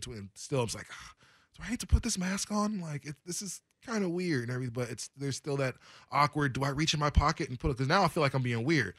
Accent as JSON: {"language": "English", "area": "Portland area", "region": "Oregon", "country": "United States", "tie": "born or raised there", "said": "Oaks Park skating rink. We didn't really go to Skate World too much in Gresham"}